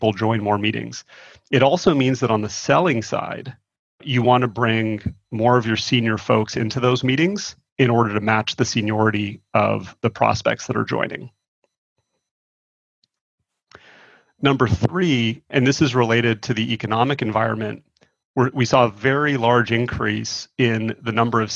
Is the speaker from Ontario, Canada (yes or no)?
yes; Toronto, Ontario, Canada; moved away; I'm originally from Toronto